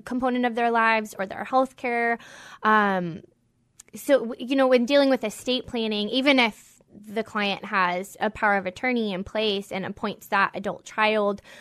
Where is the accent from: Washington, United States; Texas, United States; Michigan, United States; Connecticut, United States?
Washington, United States; Whidbey Island; I'm from, I grew up on Whidbey Island